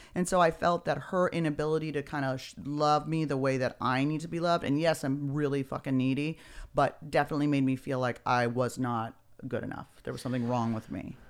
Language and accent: English; Beverly Hills, California, United States; also born or lived in San Francisco; I was born and raised in Beverly Hills